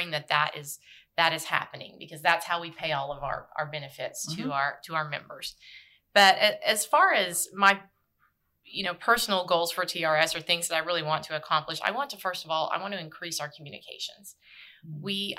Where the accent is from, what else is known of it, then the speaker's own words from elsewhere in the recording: Marlow, Oklahoma, United States; born and raised in Marlow, Oklahoma.